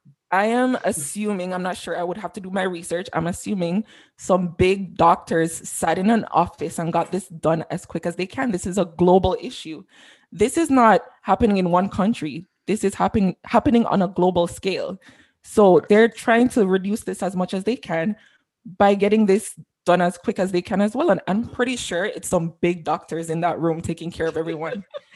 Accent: Canada; I buy my triple every single morning. I'm very Canadian.

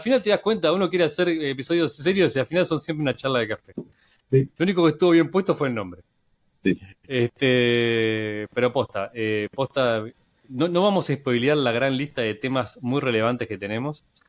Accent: Argentina; En Argentina somos como el conejito, somos como el canario de la mina

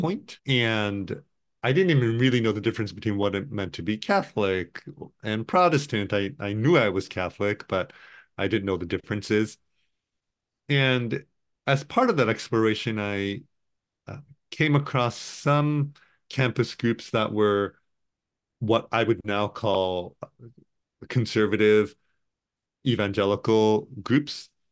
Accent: Tokyo, Japan; now in Portland, United States; I was born and raised in Tokyo, Japan.

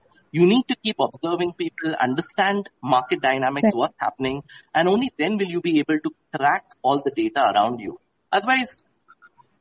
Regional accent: Mumbai, Maharashtra, India; moved away as an adult; also born or lived in Jaipur / Bhopal / Kolkata / Chennai; I am from Mumbai, been born and brought up there

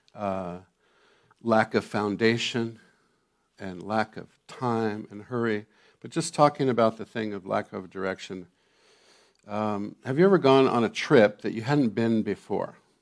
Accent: Santa Barbara, California, United States; I grew up in Santa Barbara, California, at the beach

